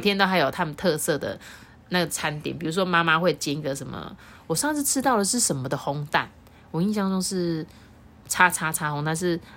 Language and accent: Chinese; Taiwan; 我们台湾人